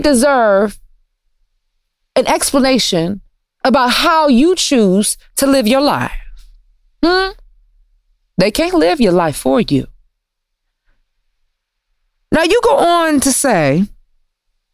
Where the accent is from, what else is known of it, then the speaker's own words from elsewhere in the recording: Detroit, Michigan, United States; I'm from Detroit, and you know, the automotive industry is booming there